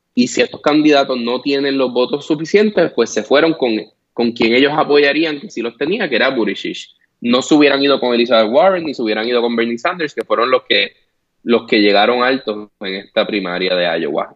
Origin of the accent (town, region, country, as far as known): Puerto Rico; now in United States